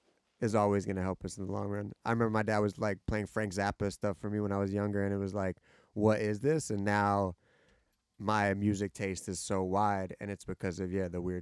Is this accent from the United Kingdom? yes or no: yes; Bristol, South West England, United Kingdom; or I grew up in Bristol and we went there.